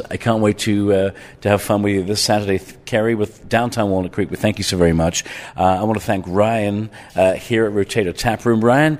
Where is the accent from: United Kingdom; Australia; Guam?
United Kingdom; England; also born or lived in Ireland; Well, listen, growing up in England and Ireland, going to the pub was a family affair.